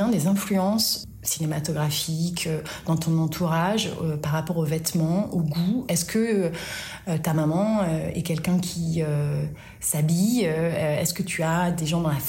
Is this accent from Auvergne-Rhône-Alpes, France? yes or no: yes; Auvergne-Rhône-Alpes, France; je suis auvergnate